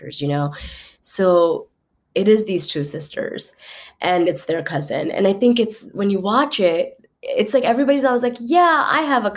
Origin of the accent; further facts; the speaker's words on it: Starkville, Mississippi, United States; moved away as an adult; now in New York City, United States; I didn't grow up in New York. I grew up in Mississippi